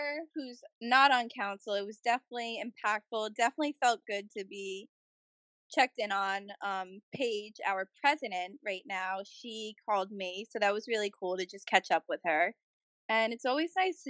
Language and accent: English; New Jersey, United States; I'm usually from North Jersey